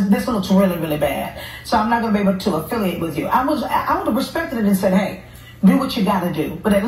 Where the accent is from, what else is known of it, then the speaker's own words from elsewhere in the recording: Houston, Texas, United States; who we're both from Houston, Texas